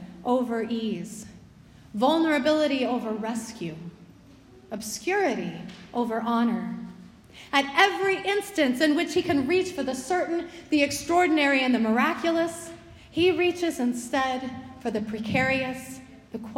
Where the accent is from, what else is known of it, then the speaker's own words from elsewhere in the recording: United States; being an American